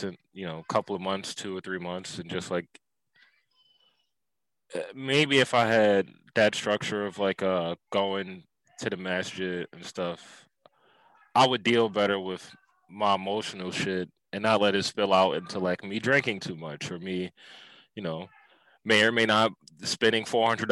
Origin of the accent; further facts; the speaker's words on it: Philadelphia, Pennsylvania, United States; accent: black Philly; my Philly accent, my black Philly accent